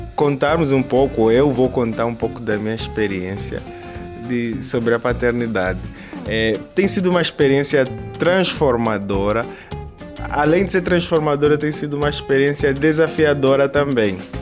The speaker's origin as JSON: {"language": "Portuguese", "country": "Angola", "moved": "yes", "lives_now": "Brazil", "said": "angolanos que somos, residindo no Brasil"}